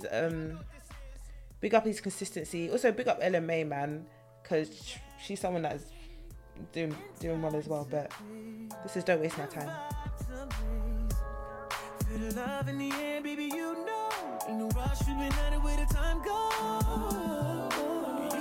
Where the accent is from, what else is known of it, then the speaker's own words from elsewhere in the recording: London, United Kingdom; me being a British native of London, British national